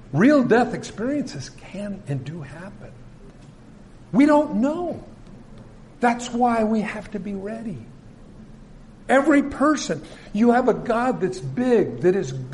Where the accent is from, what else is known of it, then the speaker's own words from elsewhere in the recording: California, United States; I was from California.